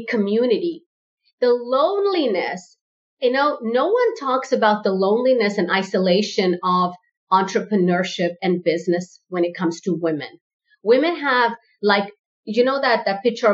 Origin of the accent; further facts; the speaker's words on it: South Africa; My parents are first generation South African